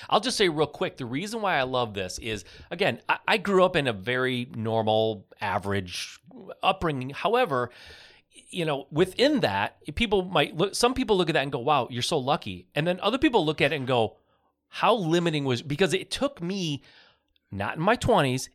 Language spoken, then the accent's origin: English; Michigan, United States; I'm from Michigan